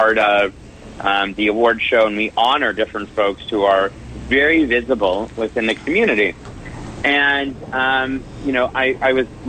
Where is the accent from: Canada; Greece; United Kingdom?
Canada; now in Los Angeles, United States; I'm Canadian, born and raised